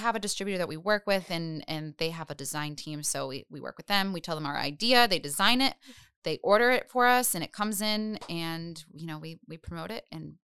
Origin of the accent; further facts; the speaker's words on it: Providence, Rhode Island, United States; Providence. I grew up on Charles Street.